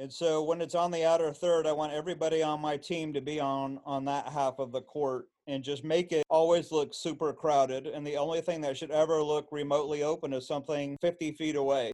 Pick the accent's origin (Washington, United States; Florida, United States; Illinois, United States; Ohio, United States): Illinois, United States; Illinois-Indiana border, United States; moved away; I grew up on the Illinois Indiana border